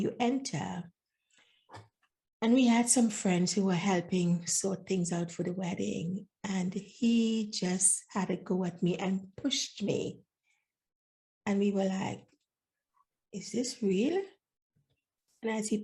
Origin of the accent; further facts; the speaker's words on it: Trinidad & Tobago; moved away; also born or lived in Grenada; I was born in Grenada, but grew up in Trinidad